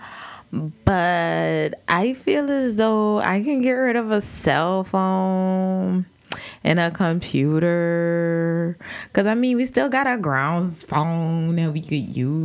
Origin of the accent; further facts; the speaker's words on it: New Orleans, Louisiana, United States; I'm from New Orleans